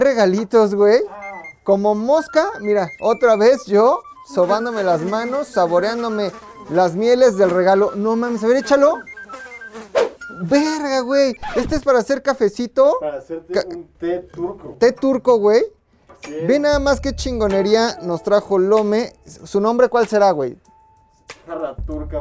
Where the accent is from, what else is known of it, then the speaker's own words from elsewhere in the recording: Tula, Hidalgo, Mexico; Yo soy de Tula. Soy tuleño